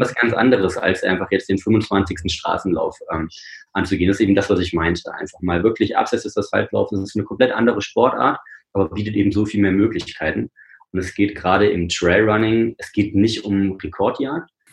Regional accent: Rennsteig, Thuringia, Germany; Also ich bin am Rennsteig geboren und aufgewachsen

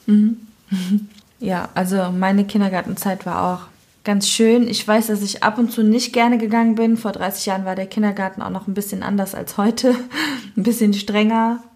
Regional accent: Cologne, North Rhine-Westphalia, Germany; ich bin in Köln geboren, ich bin ein kölsches Mädchen, ich bin auch ähm, komplett in Köln aufgewohnt, äh, aufgewachsen natürlich

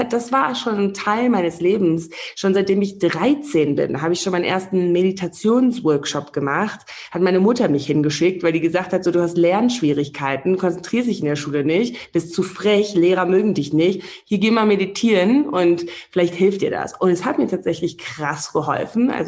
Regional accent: Namibia; als ich hier groß geworden bin in Namibia, da habe ich so eher so die das, die große weite Welt durch die Filme kennengelernt

